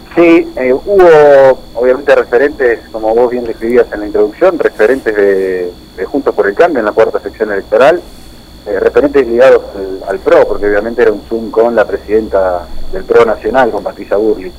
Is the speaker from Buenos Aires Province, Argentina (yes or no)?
yes; Junín, Buenos Aires Province, Argentina; nosotros que somos de Junín decimos que nos conocemos todos